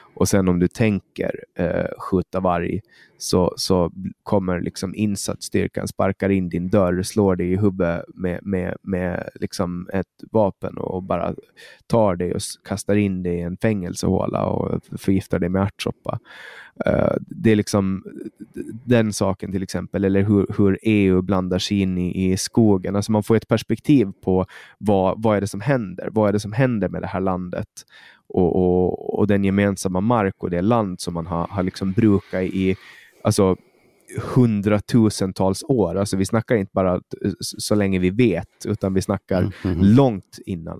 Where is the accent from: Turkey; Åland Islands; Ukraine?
Åland Islands; moved away as an adult; also born or lived in Stockholm, Sweden; jag flyttade bort från Åland